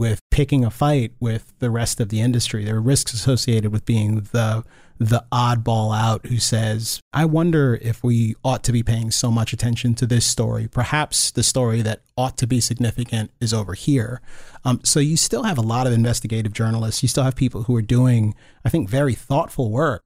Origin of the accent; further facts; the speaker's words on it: Northern Virginia, United States; moved away; also born or lived in Gaithersburg, Maryland; being a kid growing up in Northern Virginia